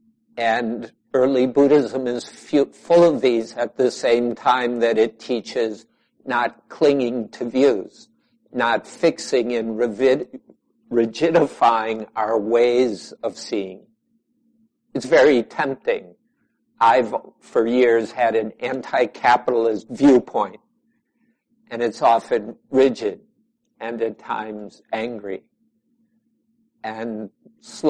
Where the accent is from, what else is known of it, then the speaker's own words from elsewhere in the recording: United States; also born or lived in Chicago; now in Southwest Wisconsin, United States; most of us here are Americans one way or another